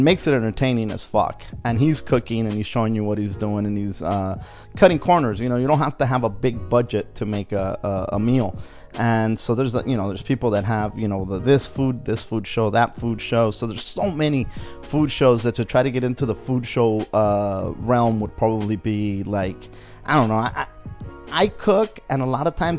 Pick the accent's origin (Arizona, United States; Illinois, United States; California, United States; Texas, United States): California, United States; Wilmington; growing up in Wilmington, it was a tough neighborhood.